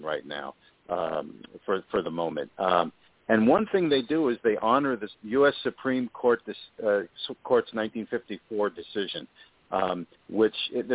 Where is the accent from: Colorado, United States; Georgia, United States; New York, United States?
New York, United States; New York City; my hometown of New York City